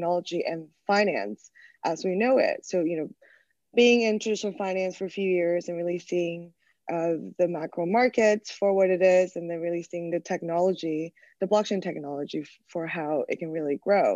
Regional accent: China; moved away as an adult; also born or lived in United States / New York / Hong Kong; I was actually born and raised in China. I went to the States for college

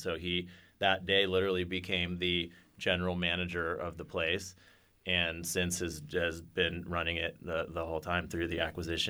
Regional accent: Encinitas, California, United States; Surfing is a huge part of my life growing up in Encinitas, California.

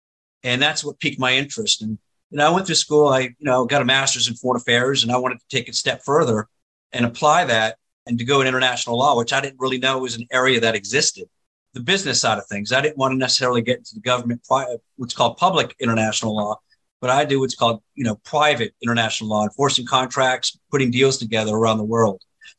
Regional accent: Langley, Virginia, United States; now in Miami, United States; I'm the son of a CIA foreign intelligence officer. I grew up in right near Langley, near headquarters.

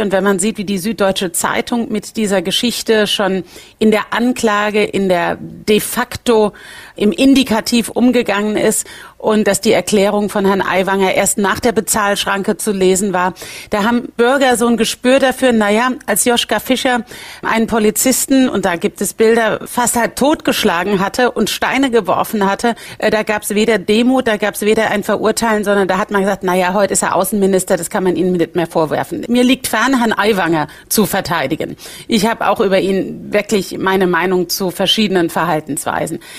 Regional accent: Rhineland-Palatinate, Germany

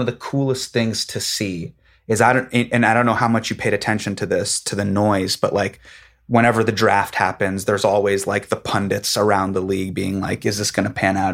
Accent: Davis, California, United States; Me growing up in Davis

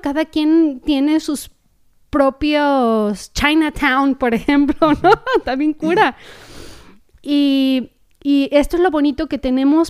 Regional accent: Mexico; moved away as an adult; now in Costa Mesa, United States; nuestro país

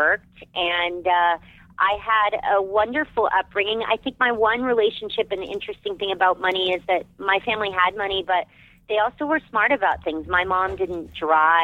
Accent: Arizona, United States; moved away as an adult; I loved growing up in Arizona

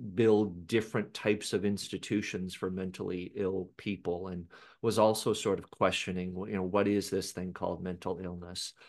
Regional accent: Seattle, Washington, United States; I was born in Seattle, Washington

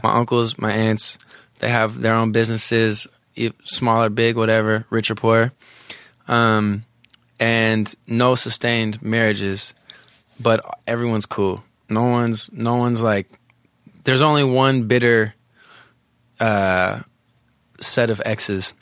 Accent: the Bay Area, California, United States; I'm from the Bay

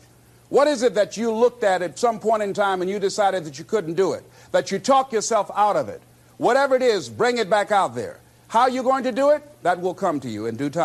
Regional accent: Miami, Florida, United States; I was born in Liberty City on a floor on 62nd Street, my twin brother and me

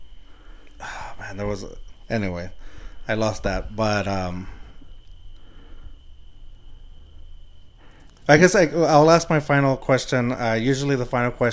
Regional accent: San Antonio, Texas, United States; I'm from the West Side. I live in the West Side at Puro Pinche West

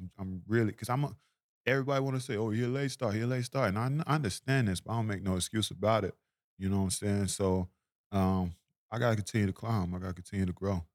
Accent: Tulsa, Oklahoma, United States; I'm from Oklahoma

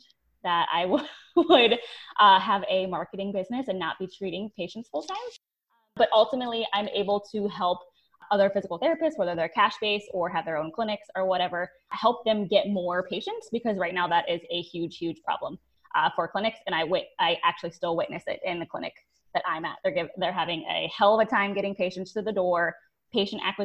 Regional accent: Ohio, United States; now in St. Petersburg, United States; I'm originally from Ohio

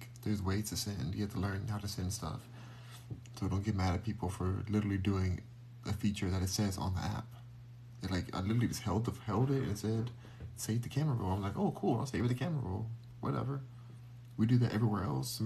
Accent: Los Angeles, California, United States; I was born in Los Angeles. Born and raised

